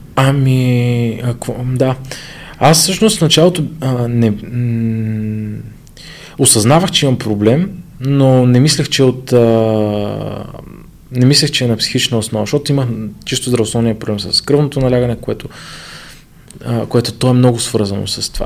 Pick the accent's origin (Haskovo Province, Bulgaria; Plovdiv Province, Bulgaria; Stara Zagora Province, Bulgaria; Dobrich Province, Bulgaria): Haskovo Province, Bulgaria; Ivaylovgrad; now in Sofia, Bulgaria; аз се върнах в Ивайлоград, понеже аз съм от Ивайлоград